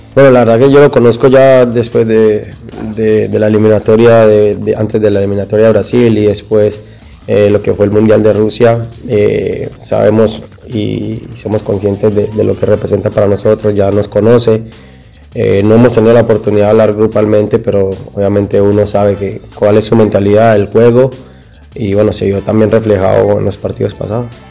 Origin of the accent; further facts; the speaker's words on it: Colombia; como colombiano